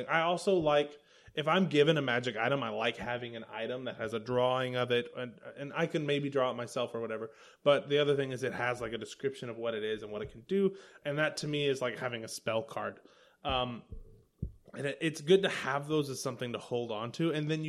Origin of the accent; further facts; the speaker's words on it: the South, United States; I'm from the South.